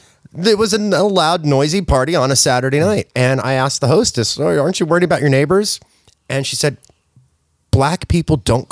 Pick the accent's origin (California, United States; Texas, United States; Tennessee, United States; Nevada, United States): California, United States; Hollywood; I'm from Hollywood.